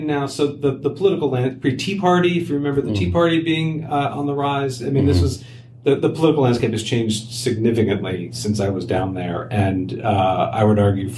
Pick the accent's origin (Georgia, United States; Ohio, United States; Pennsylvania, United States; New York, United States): New York, United States; New York suburbs, United States; I'm also from the New York suburbs, so it's just kind of where I'm from and my home.